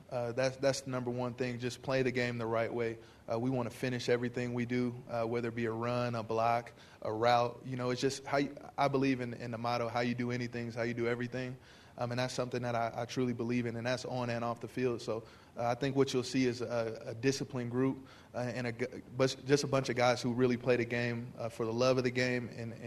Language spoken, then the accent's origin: English; St. Louis, Missouri, United States; Yes, I grew up in St. Louis, Missouri, and then I...